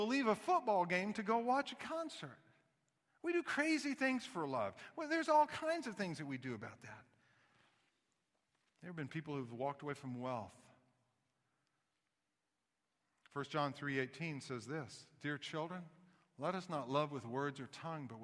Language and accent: English; Kansas City, United States; I grew up in Kansas City